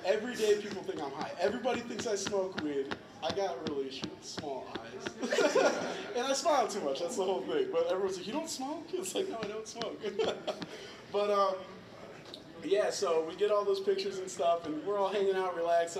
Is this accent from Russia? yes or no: no; West Michigan, United States; We're from West Michigan.